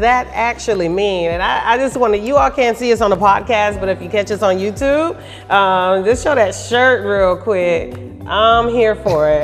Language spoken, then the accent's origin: English; Daytona Beach, Florida, United States; now in Orlando, United States; I'm not originally from Orlando. I'm from Daytona